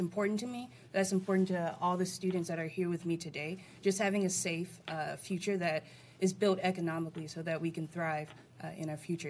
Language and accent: English; Detroit, Michigan, United States; As a lifelong resident in Detroit, grew up and born and raised in Detroit